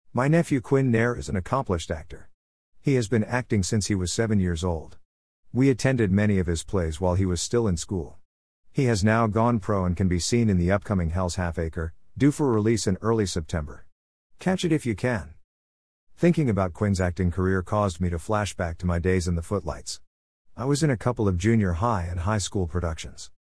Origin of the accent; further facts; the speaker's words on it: Detroit, Michigan, United States; also born or lived in St. Clair Shores, Michigan; When we moved from Detroit to suburban Saint Clair shores, I tried my luck in Lakeview High's production